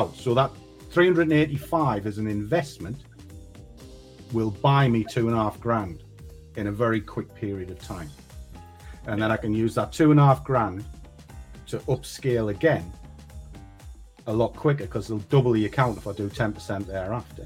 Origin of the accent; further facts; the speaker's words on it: Durham, North East England, United Kingdom; moved away; I am from the north. I come from Durham in the north of the UK